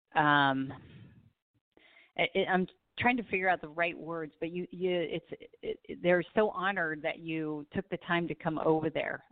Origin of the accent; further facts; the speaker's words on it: Southern California, United States; I grew up in Southern California, so I am definitely a beach girl